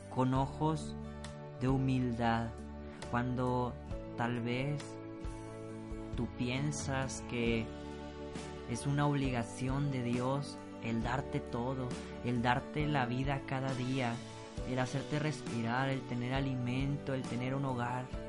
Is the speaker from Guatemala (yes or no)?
no; Mexico; te lo pido como mexicano